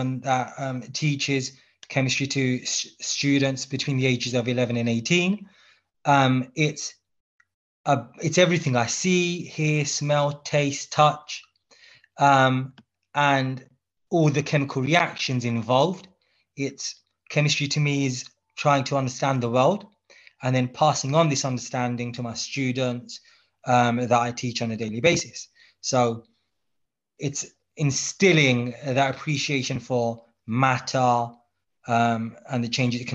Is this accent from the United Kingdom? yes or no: yes; London, United Kingdom; So I've been born and brought up in London to Bangladeshi parents, myself, who migrated in the 80s to the UK